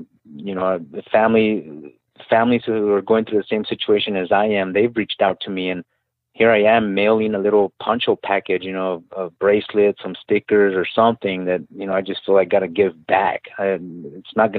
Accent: El Paso, Texas, United States; I'm from El Paso, Texas originally

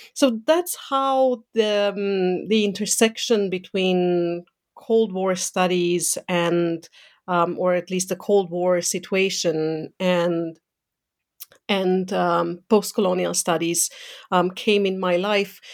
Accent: Romania; moved away; growing up in Eastern Europe um, under a communist dictatorship mm, so under Ceausescu's um, dictatorship

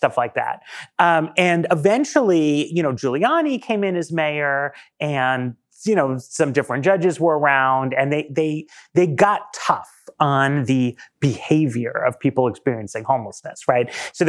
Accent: New York, United States; I grew up in New York in the 80s, and I always feel like I understand where Trump is coming from

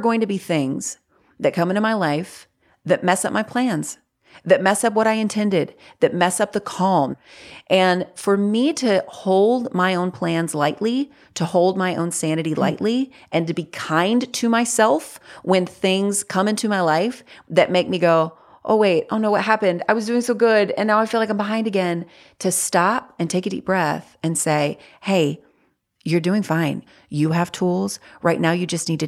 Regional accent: North Carolina, United States; born or raised there

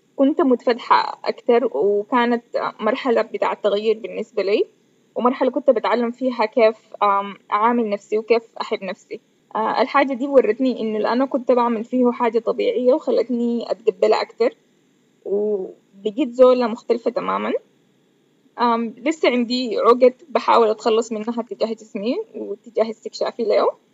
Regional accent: Sudan; كوني بنت سودانية وعايشة في السودان

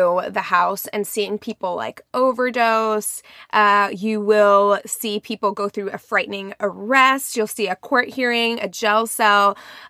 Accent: Springfield, Missouri, United States; my hometown, Springfield, Missouri

